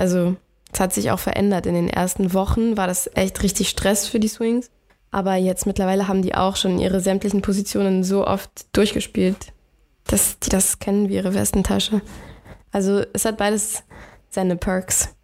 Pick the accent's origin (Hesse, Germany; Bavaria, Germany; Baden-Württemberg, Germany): Bavaria, Germany; now in Hamburg, Germany; den Frühling bin ich nach Bayern gegangen, wo ich herkomme